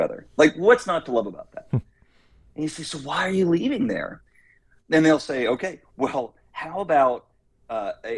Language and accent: English; Texas, United States; moved away; I'm from Texas originally